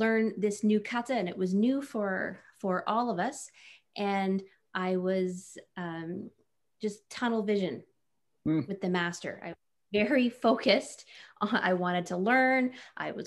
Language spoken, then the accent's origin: English; Napanee, Ontario, Canada; now in Ottawa, Canada; I was 17 from Napanee, so a small town.